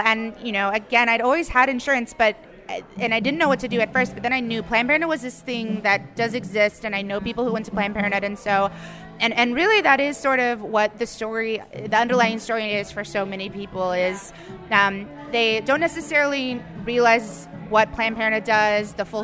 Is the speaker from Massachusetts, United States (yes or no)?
no; Virginia, United States; now in Los Angeles, United States; I grew up in Virginia